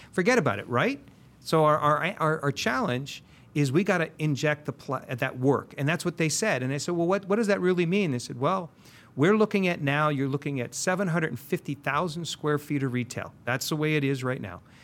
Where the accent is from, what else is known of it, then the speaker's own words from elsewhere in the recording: San Diego, California, United States; I grew up in Linda Vista